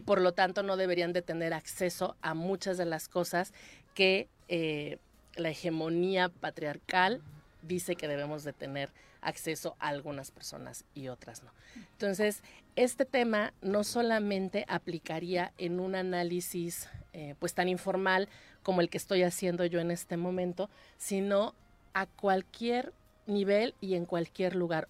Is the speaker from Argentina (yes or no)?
no; Mexico City, Mexico; now in Cuernavaca, Mexico; vivo en una ciudad como Cuernavaca, que nací en la Ciudad de México